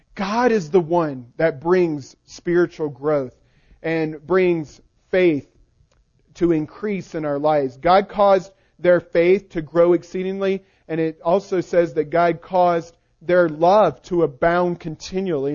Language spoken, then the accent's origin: English; the South, United States; I'm from the South